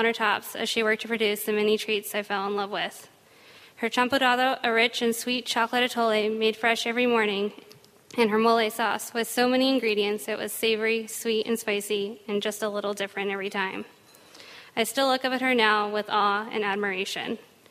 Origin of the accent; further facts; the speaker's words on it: Denver, Colorado, United States; a way of connecting my hometown of Denver with my family traditions in Mexico.